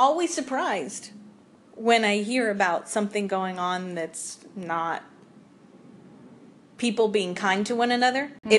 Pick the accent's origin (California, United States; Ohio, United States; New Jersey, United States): Ohio, United States; accent: Midwestern; moved away as an adult; now in the South, United States; I'm from Ohio.